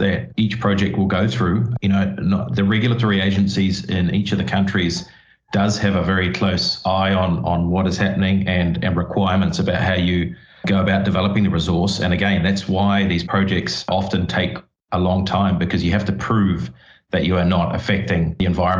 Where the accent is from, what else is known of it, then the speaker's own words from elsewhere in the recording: New Zealand; I grew up in New Zealand